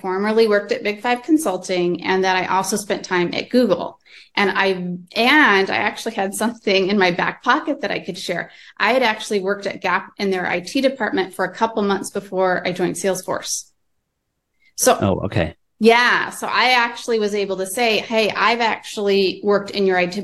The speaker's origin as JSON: {"language": "English", "town": "Fresno", "region": "California", "country": "United States", "tie": "born or raised there", "also_born_or_lived": "San Diego", "said": "I grew up in the Central Valley. So Fresno, Visalia area"}